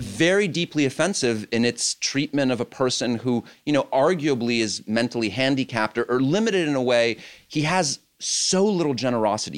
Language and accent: English; France; moved away; I grew up in France